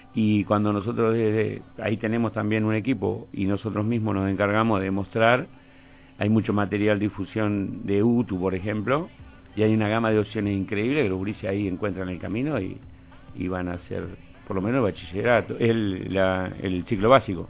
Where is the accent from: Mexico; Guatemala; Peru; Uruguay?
Uruguay; Villa Soriano, Soriano; moved away; also born or lived in Fray Bentos / Montevideo; nací en el campo. Y sí, me crié en Villasoriano